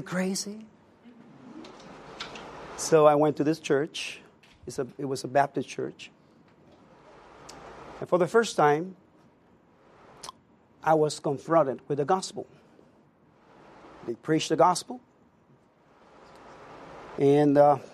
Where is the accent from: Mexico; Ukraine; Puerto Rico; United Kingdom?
Puerto Rico; moved away; I was born and raised in Puerto Rico